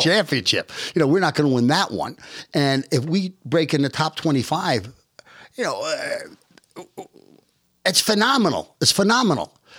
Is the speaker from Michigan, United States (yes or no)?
no; New York, United States; moved away as an adult; also born or lived in Omaha; I'm born and raised in New York. I spent most of my life in New York.